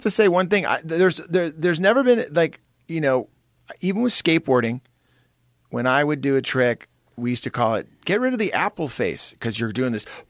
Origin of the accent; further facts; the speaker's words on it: San Jose, California, United States; you and I grew up together in San Jose